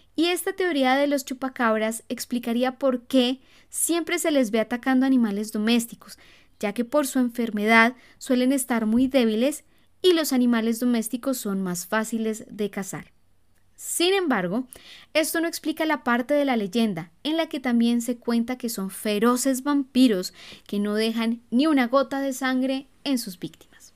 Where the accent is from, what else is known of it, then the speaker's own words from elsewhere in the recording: Colombia; cuando yo era niña recuerdo que repetidas veces salían en las noticias avistamientos del chupacabras. Aquí en Colombia